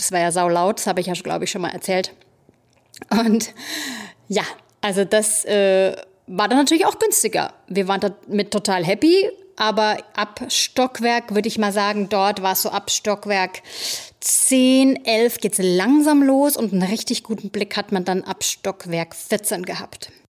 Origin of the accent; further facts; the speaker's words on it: Germany; now in New York City, United States; Bei uns in Deutschland